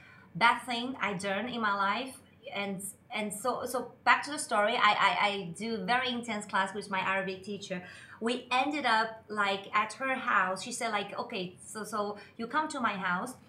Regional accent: Shanghai, China; moved away as an adult; now in Dubai, United Arab Emirates; I'm from Shanghai, China.

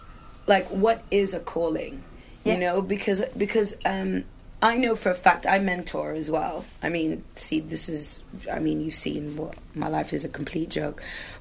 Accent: Sudan; So I was hired as international staff because I'm British.

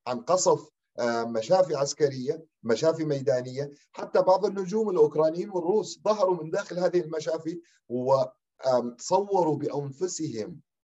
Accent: Deir ez-Zor, Deir ez-Zor Governorate, Syria; نحن كأبناء دير الزور

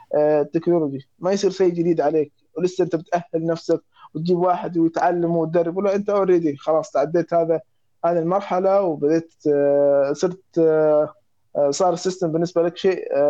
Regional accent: Egypt; عندنا في مصر

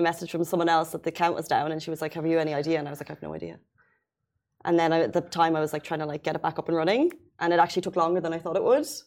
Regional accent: Waterford, Munster, Ireland; south of Ireland, Waterford.

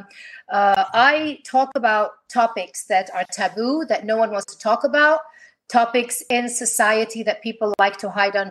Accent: Kuwait; I am an artist from Kuwait

